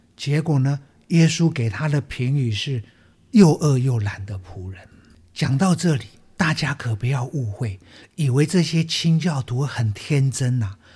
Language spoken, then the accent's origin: Chinese; Taiwan; 我们台湾话